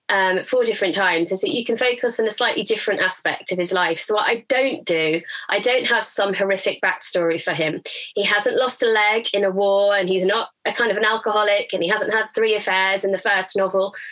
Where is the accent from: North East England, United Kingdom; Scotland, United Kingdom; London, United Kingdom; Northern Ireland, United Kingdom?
North East England, United Kingdom; Durham; So I grew up in Durham, which is another kind of similar to Canterbury, kind of big cobbled cathedral town